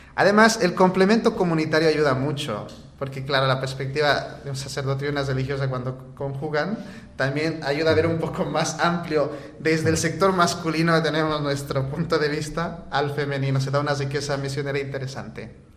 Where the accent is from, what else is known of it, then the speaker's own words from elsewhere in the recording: Bolivia; moved away as an adult; now in Valencia, Spain; nosotros como comunidad, la mayoría somos bolivianos